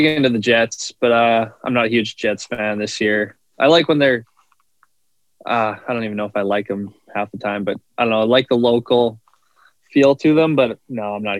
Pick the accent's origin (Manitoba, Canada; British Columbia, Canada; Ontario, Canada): Manitoba, Canada; Morris; born or raised there